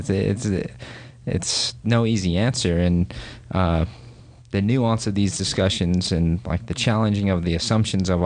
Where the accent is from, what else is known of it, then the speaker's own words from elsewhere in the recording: Orem, Utah, United States; I grew up here in Utah and grew up in Orem, Utah County, grew up Mormon